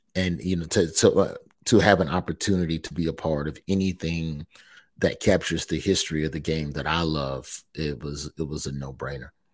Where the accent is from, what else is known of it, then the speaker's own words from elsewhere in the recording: New York, United States; I was born in New York